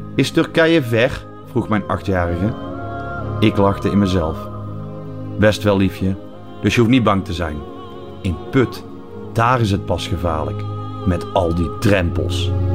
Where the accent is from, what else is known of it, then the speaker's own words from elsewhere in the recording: Netherlands; now in Belgium; mijn geboorteland